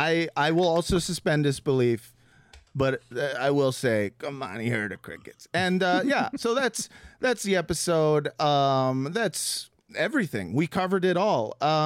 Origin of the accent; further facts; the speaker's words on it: Los Angeles, California, United States; I feel like I grew up in Los Angeles and I heard crickets, but crickets, I guess Los Angeles is not like a really urban city the way